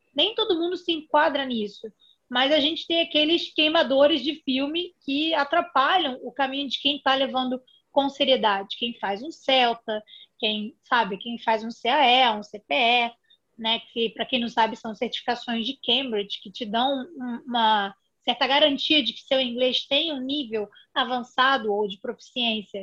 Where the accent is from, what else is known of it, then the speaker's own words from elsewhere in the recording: Rio de Janeiro, Brazil; Eu sou aqui do Rio de Janeiro, talvez pelo sotaque seja fácil de perceber.